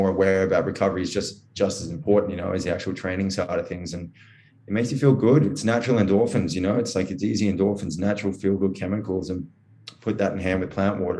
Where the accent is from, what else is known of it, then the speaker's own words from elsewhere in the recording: Gold Coast, Queensland, Australia; now in Sydney, Australia; Even like I'm from the Gold Coast up there. There's one down from like where my parents live.